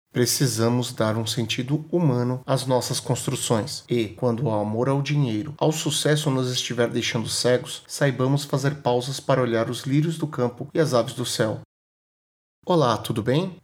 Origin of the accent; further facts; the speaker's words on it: Brazil; nascido e criado no Brasil